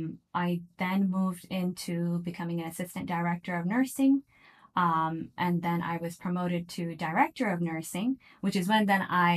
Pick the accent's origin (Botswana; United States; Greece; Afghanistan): United States; Virginia; moved away as an adult; also born or lived in Miami, Florida; now in Saudi Arabia; So I am actually born in Miami. Okay. And I have been brought up in Virginia, but my background is actually from Pakistan.